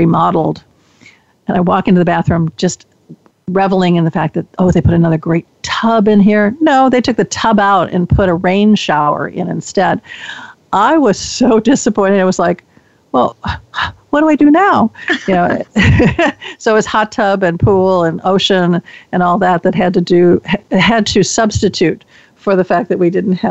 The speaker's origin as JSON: {"language": "English", "town": "Chicago", "region": "Illinois", "country": "United States", "tie": "born or raised there", "moved": "yes", "lives_now": "Bay Area, United States", "said": "I was born and raised in Chicago"}